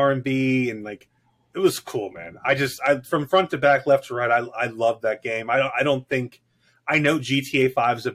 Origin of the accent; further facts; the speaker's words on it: Miami, Florida, United States; moved away; also born or lived in Korea; I grew up in Miami in the 80s